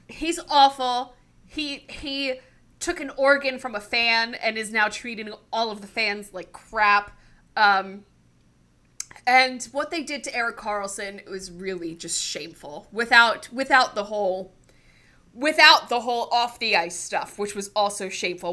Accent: New Jersey, United States; also born or lived in New York; I am from New Jersey. I was born in New York, but I've been raised in New Jersey. I live in New Jersey.

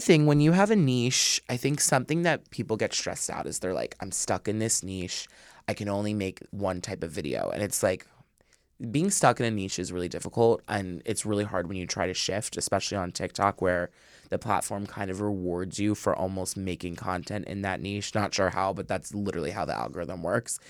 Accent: suburbs outside of Philadelphia, Pennsylvania, United States; was born and raised, like, right in the suburbs, like, outside of Philly

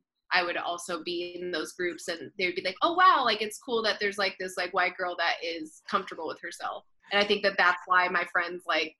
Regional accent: California, United States; My mom's an Afro-Puerto Rican mm-hmm. woman. But I grew up in California, so there's not a lot of like Afro-Latino presence. So I always just identified as Black

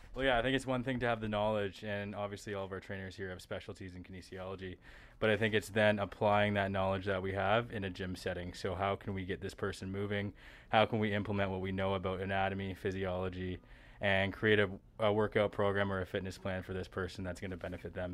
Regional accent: Stratford, Ontario, Canada; also born or lived in West Virginia; I'm local to the area, I'm from Stratford, Ontario

